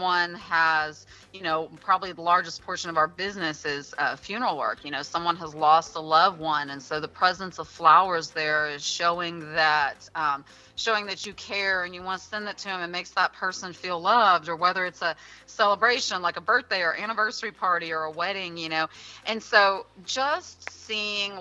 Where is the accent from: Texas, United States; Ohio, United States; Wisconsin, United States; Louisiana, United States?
Texas, United States; Pleasanton; I actually grew up in Pleasanton